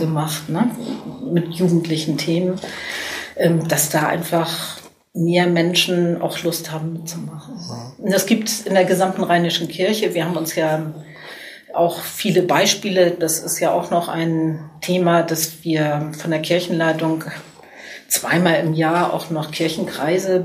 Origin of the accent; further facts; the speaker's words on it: Cologne, North Rhine-Westphalia, Germany; ich bin natürlich stolz als Kölnerin